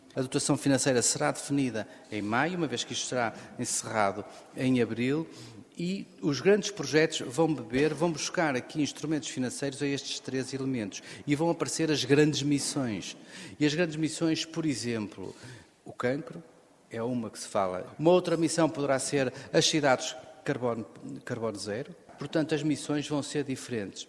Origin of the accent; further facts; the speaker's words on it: Guimarães, Norte, Portugal; sou natural de Guimarães